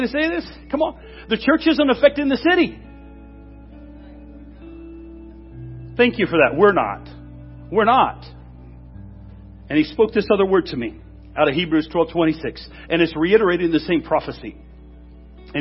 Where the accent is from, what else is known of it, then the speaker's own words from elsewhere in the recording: Washington, United States; I'm from Washington State